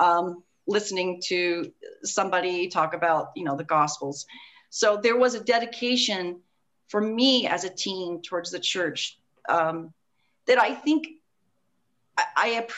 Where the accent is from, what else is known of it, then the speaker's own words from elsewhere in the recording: Fayetteville, Arkansas, United States; I grew up in Fayetteville, Arkansas